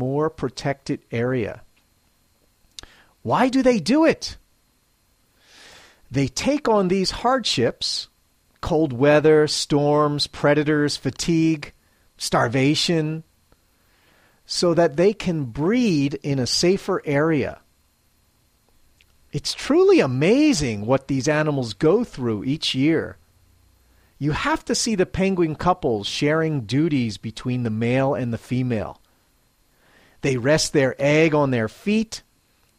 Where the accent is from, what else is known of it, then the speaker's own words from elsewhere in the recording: Philadelphia, Pennsylvania, United States; now in Matsumoto, Japan; I'm originally from Philadelphia, Pennsylvania, USA